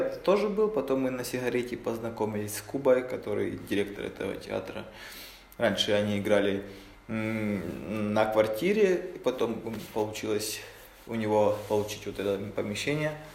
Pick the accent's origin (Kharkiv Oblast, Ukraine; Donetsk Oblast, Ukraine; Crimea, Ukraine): Donetsk Oblast, Ukraine; Mariupol; moved away as an adult; now in Kraków, Poland; Я сам из Украины, из Мариуполя